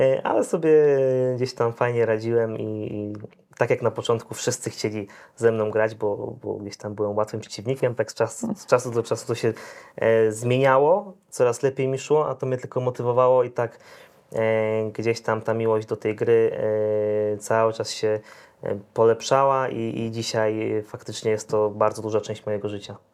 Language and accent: Polish; Zielona Góra, Lubusz Voivodeship, Poland; jestem z Zielonej Góry, miasto niemałe